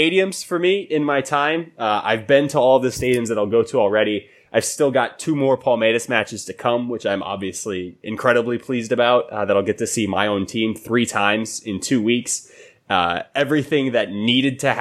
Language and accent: English; United States; I'm an American